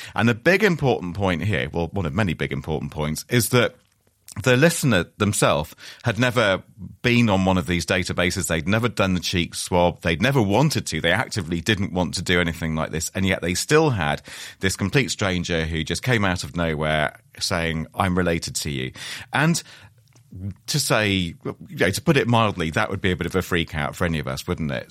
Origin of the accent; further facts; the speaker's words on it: Wales, United Kingdom; I'm, I'm a Welsh man